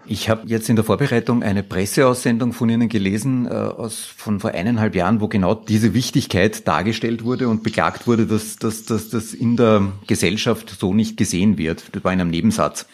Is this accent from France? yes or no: no; Austria